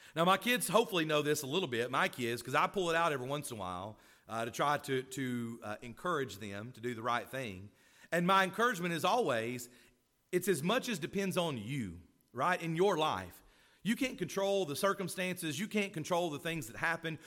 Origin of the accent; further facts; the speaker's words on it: Florence, Alabama, United States; moved away; I grew up in Florence, Alabama